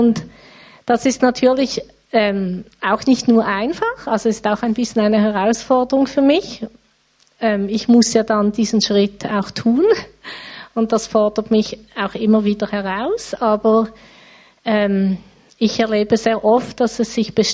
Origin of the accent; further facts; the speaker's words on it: Riehen, Basel-Stadt, Switzerland; now in Basel, Switzerland; Ich wohne in Basel. Aufgewachsen bin ich in Riechen.